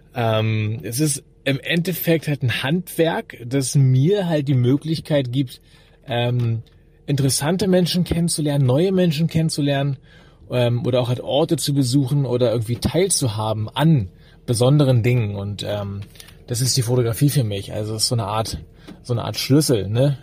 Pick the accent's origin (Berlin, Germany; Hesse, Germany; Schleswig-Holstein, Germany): Berlin, Germany; ich komme aus Berlin, bin, wie gesagt, hier geboren, wohne hier